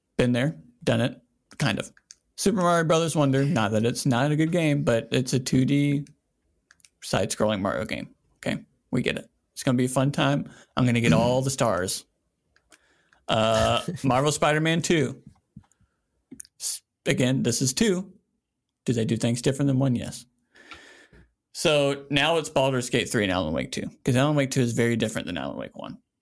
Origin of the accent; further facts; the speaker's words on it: South Carolina, United States; a straight white man that born and raised in South Carolina